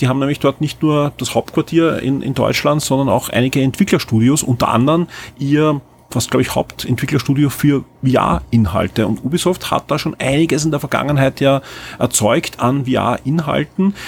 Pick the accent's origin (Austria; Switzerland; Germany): Austria; als Österreicher